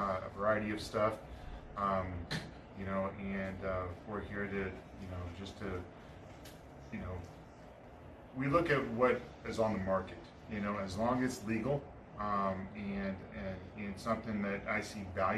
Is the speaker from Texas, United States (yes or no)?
no; Missouri, United States; now in Casper, United States; I'm from Missouri